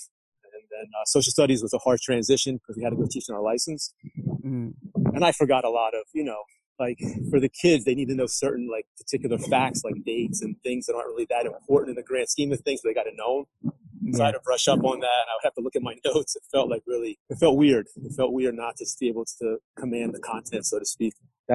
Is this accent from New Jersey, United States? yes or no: yes; Trenton, New Jersey, United States; moved away as an adult; also born or lived in New York City; I grew up in New Jersey, in Trenton